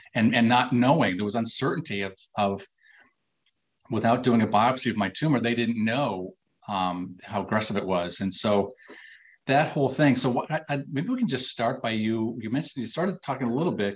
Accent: Minnesota, United States; I'm from Minnesota, so you know we're mm. fellow Midwesterners

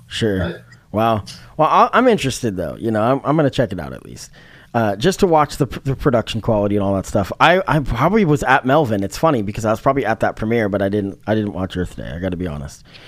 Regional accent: Eugene, Oregon, United States; growing up in Eugene

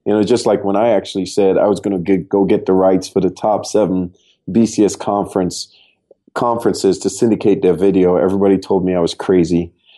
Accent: Trinidad & Tobago; moved away as an adult; now in United States; I'm originally from Trinidad and Tobago. I came out to the U.S. on a basketball scholarship back in 1996

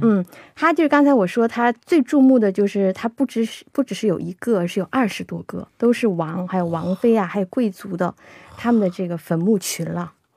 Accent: Shenyang, Liaoning, China; 我是沈阳人嘛 过去哦，小的时候我们去这个玩儿的话，一般都是去，呃，沈阳有个，有个叫北陵公园的地方，我们都嗯是去那儿玩儿

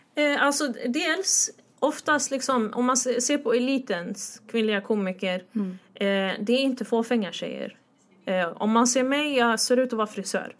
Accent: Stockholm, Stockholm County, Sweden; jag är från Husby

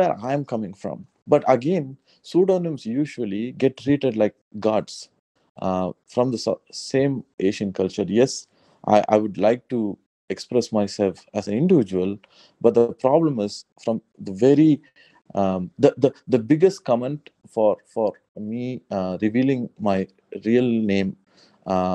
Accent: South India, India; I'm very much from South India

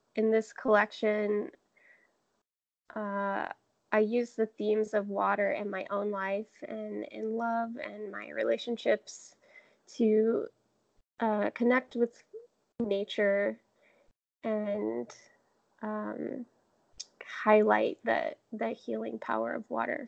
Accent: Jacksonville, Florida, United States; also born or lived in Savannah, Georgia; now in Seattle, United States; I grew up in Jacksonville, and most of my family is in Georgia, in um, about an hour from Savannah.

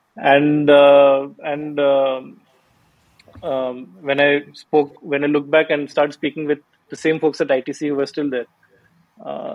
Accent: Bhubaneswar, Odisha, India; moved away; I'm from Bhubaneswar

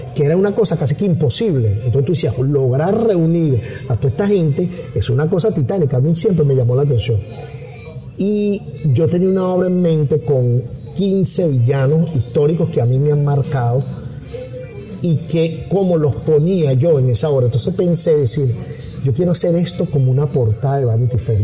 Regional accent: Venezuela; moved away as an adult; yo crecí en un país, yo me fui de Venezuela a los 45, 44 años, me fui, o sea, son prácticamente, te puedo decir, más de la mitad de mi vida la viví en Venezuela

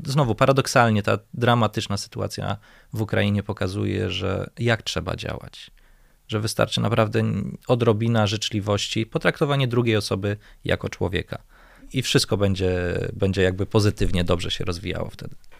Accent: Warsaw, Masovian Voivodeship, Poland; będąc warszawiakiem od urodzenia, mieszkając w tym mieście

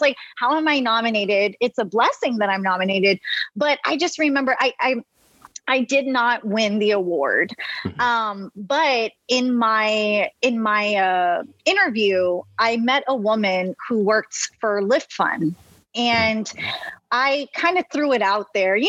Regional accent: Rio Grande Valley, Texas, United States; growing up in the Rio Grande Valley

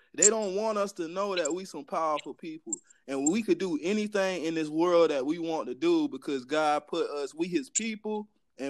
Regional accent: South Carolina, United States; now in Tampa, United States; I'm originally from South Carolina, man. When I first got down here

